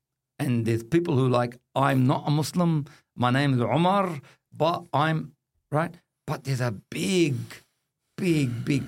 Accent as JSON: {"language": "English", "country": "Australia", "said": "I do not have conditional citizenship of this country. I'm Australian as anybody else."}